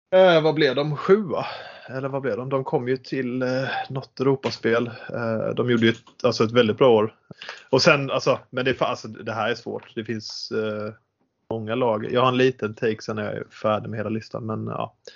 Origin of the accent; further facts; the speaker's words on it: Halmstad, Halland County, Sweden; Född och uppvuxen i Halmstad. Bor fortfarande i Halmstad